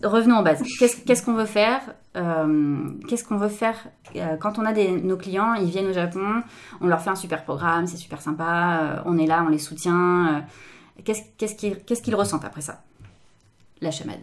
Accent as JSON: {"language": "French", "country": "France", "moved": "as an adult", "lives_now": "Japan", "said": "en tant que Française"}